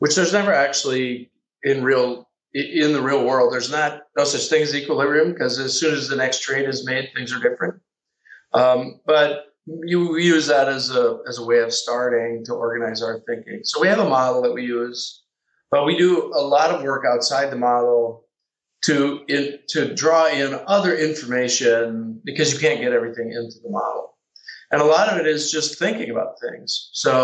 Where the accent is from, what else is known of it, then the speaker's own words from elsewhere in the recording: Midwest, United States; I'm from the Midwest